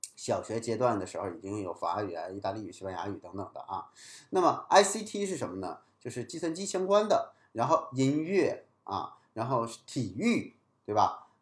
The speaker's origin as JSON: {"language": "Chinese", "country": "China", "said": "我们作为中国人把文言文也学好"}